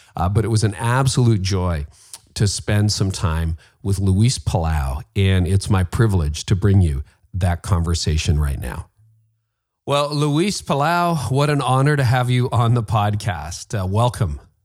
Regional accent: Canada; I'm Canadian

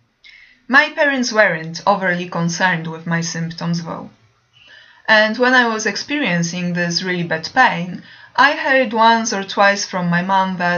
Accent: Poland; moved away as an adult; in my home country, Poland

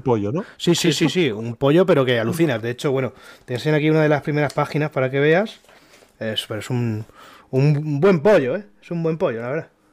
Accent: Elda, Valencian Community, Spain; yo soy de Elda, una ciudad aquí en Alicante

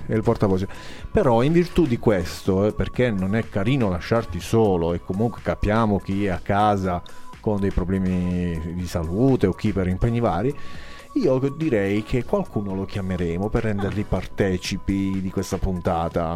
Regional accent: Altamura, Apulia, Italy; io sono di Altamura, ecco perché parlo ah. in questa maniera

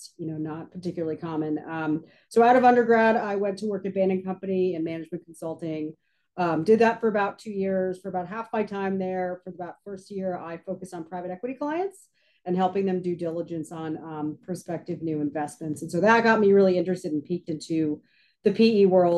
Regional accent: New York, United States; moved away as an adult; also born or lived in San Francisco, United States; now in Tampa, United States; born and raised in New York, and I went out to college at Stanford in California

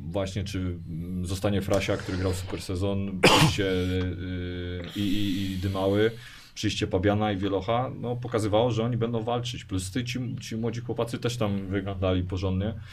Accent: Poznań, Greater Poland, Poland; No, 40 kilometrów od nas, raczej od nas jestem Poznań. Tak, tutaj jakaś mniejsza miejscowość niż Opalenica, ale ten.

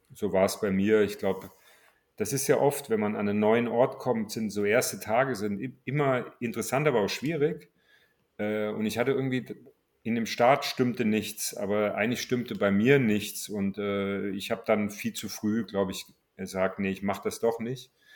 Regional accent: Marburg, Hesse, Germany; moved away as an adult; also born or lived in Cologne / Berlin; ich stamme aus Marburg und musste da immer nach Gießen fahren

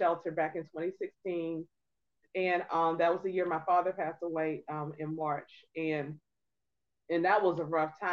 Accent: Norfolk, Virginia, United States; I am originally a Norfolk, Virginia native. I am a 757 girl, born and raised.

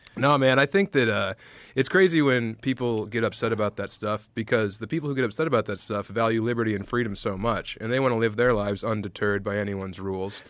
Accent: Colorado, United States; I'm from Colorado

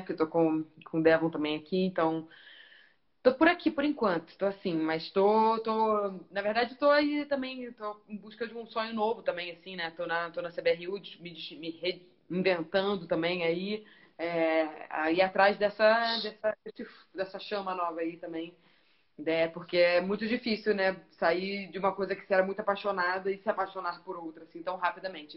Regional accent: Niterói, Rio de Janeiro, Brazil; moved away as an adult; also born or lived in Australia; now in São Paulo, Brazil; Eu sou carioca mesmo, nasci no Rio. Minha mãe atravessou a poça só pra eu nascer e voltei. Mas então eu sou carioca, mas sou papagoiaba ali também, Niterói

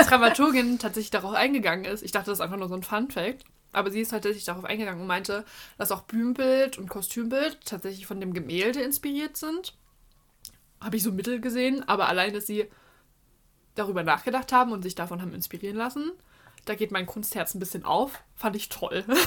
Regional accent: Leipzig, Saxony, Germany; mit meiner Familie bei uns in Leipzig

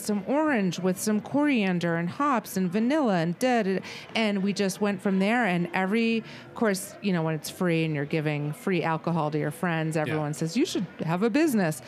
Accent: Vermont, United States; my heritage, which I'm from Vermont

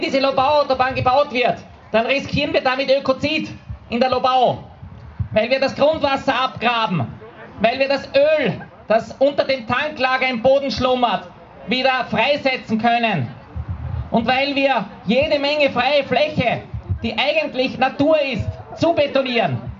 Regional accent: Vienna, Austria; hier bei uns in Wien

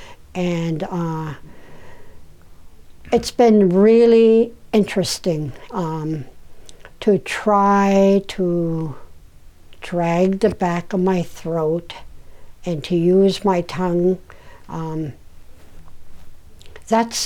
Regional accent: Koyukuk, Alaska, United States; I was born and raised in Koyukon.

